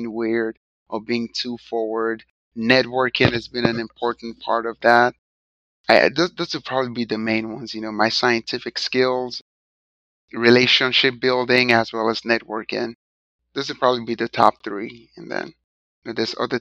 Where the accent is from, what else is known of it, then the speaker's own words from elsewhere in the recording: Nigeria; now in United States; So I'm an immigrant from Nigeria.